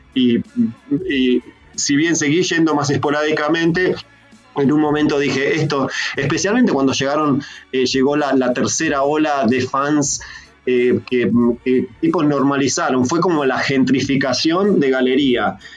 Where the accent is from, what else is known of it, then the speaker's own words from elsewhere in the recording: San Pedro, Buenos Aires Province, Argentina; also born or lived in San Martín, Buenos Aires / Santos Lugares, Buenos Aires; now in Australia; me crié en San Pedro, provincia de Buenos Aires